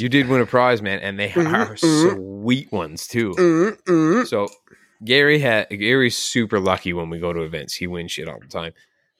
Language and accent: English; Canada; we're Canadian.